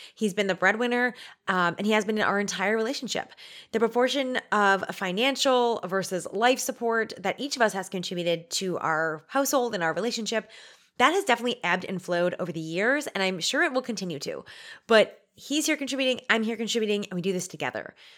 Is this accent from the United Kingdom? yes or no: no; Canada; We're Canadian